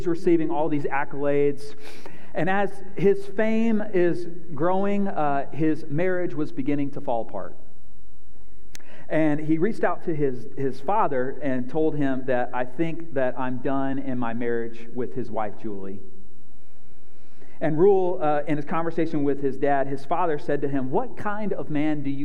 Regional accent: North Carolina, United States; moved away; I grew up in North Carolina, born and raised

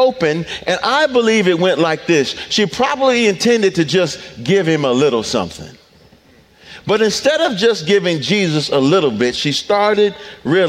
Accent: Detroit, Michigan, United States; I'm from Detroit

